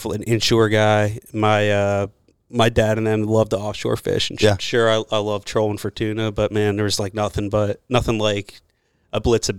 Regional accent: Jersey Shore, New Jersey, United States; moved away; I'm from the Jersey Shore. I grew up on the water.

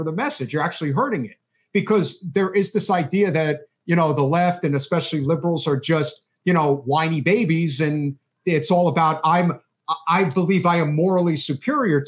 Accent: New Jersey, United States; my home state of New Jersey

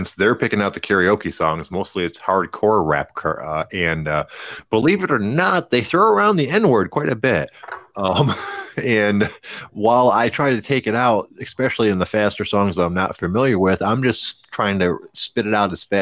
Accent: Detroit, Michigan, United States; I'm from Detroit

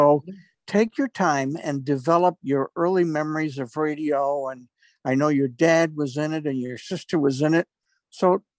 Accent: New York, United States; I grew up in New York State

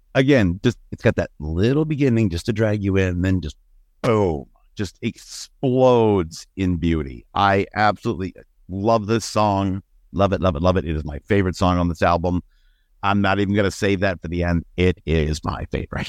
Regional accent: Ohio, United States; growing up in Gun Rack, Ohio

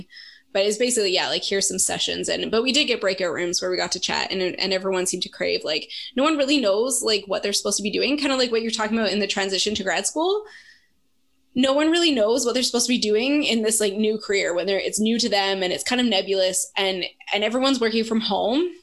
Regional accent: Canada; as a Canadian, as one of like one of the two token Canadians in the group

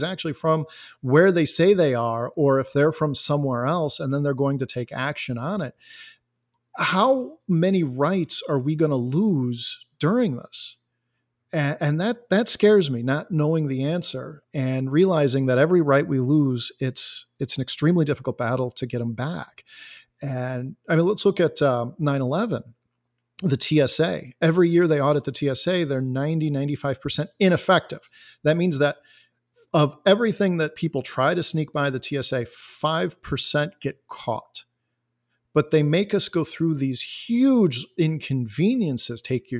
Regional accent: Elgin, Illinois, United States; I am a software developer. I am from Elgin, Illinois.

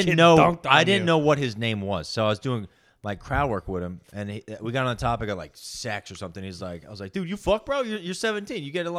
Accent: Scottsdale, Arizona, United States; I'm from Scottsdale, Arizona.

